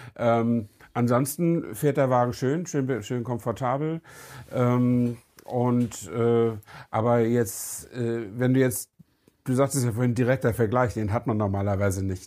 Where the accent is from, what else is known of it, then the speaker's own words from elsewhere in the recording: Germany; wir sind halt Deutsche